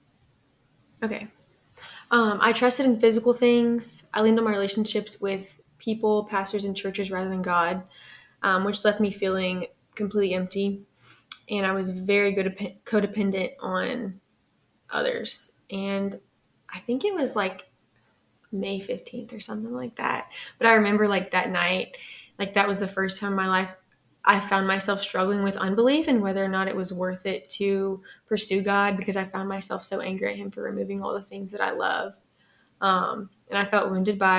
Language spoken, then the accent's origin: English; Lafayette, Louisiana, United States; So I'm from Lafayette. I was raised in a religious home